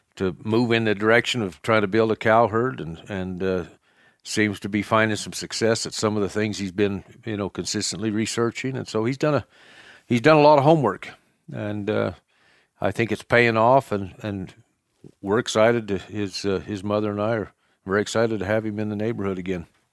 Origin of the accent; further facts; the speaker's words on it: Cokeville, Wyoming, United States; I was raised in Cokeville as well. Um, Raised on a ranch, a cattle ranch here